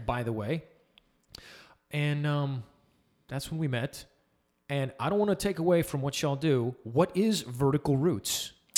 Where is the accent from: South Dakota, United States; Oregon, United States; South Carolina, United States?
South Carolina, United States; Summerville; moved away as an adult; also born or lived in El Paso; I grew up in Somerville, but I moved out to El Paso